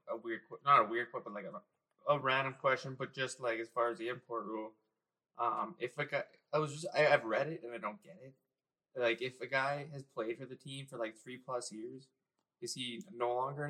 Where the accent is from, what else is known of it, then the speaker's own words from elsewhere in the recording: Minot, North Dakota, United States; I grew up in Minot.